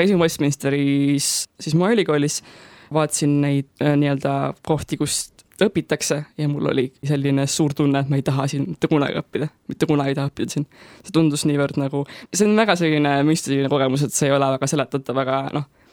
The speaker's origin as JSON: {"language": "Estonian", "town": "Tallinn", "region": "Harju County", "country": "Estonia", "said": "ma olen pärit Tallinnast"}